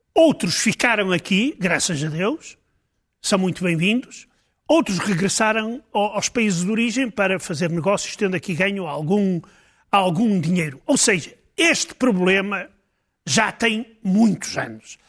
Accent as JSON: {"language": "Portuguese", "country": "Portugal", "said": "como português"}